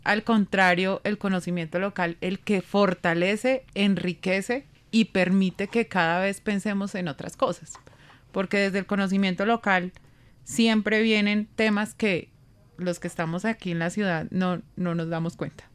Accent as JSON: {"language": "Spanish", "country": "Colombia", "said": "nosotros como colombianos"}